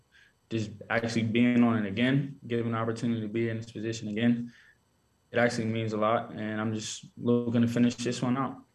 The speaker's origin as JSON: {"language": "English", "town": "Pittsburgh", "region": "Pennsylvania", "country": "United States", "tie": "born or raised there", "said": "Growing up, I used to like Pittsburgh, like the Steelers and stuff."}